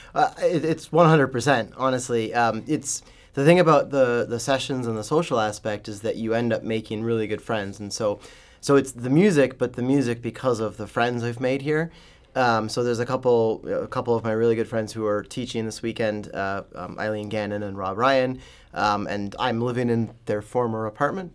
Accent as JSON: {"language": "English", "region": "Ontario", "country": "Canada", "tie": "born or raised there", "moved": "yes", "lives_now": "St. Louis, United States", "said": "I was growing up in Ontario"}